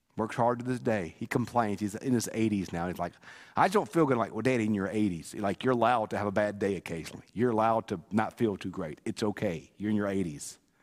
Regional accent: Bogue Chitto, Mississippi, United States; I'm from Bogotchit

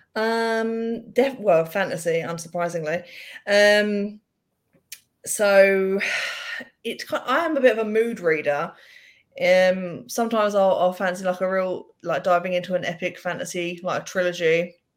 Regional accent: England, United Kingdom; being English

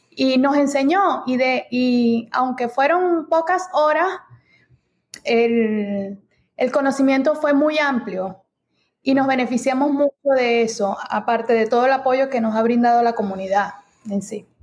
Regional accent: Venezuela; moved away as an adult; now in United States; nosotros somos de Venezuela, eh, llegamos aquí a los Estados Unidos en el 2018

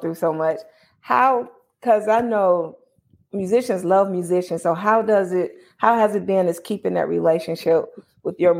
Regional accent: Chicago, Illinois, United States; My hometown

